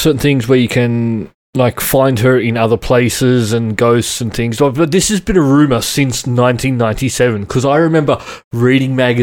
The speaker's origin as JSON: {"language": "English", "town": "Sydney", "region": "New South Wales", "country": "Australia", "tie": "born or raised there", "said": "I grew up in Western Sydney"}